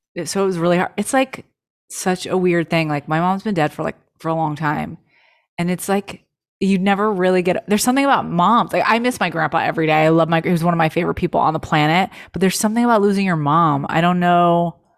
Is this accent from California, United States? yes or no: yes; Los Angeles, California, United States; born or raised there